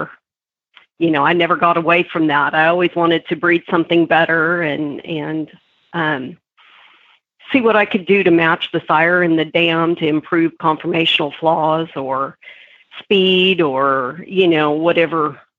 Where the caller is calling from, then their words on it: Waxahachie, Texas, United States; I am in Waxahachie, Texas this morning.